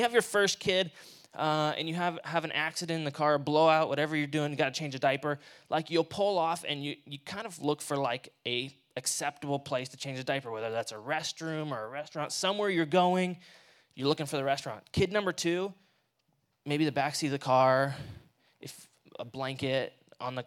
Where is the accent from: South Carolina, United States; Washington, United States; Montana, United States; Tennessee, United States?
Washington, United States; also born or lived in Martinez, California; I'm from here. I'm from Washington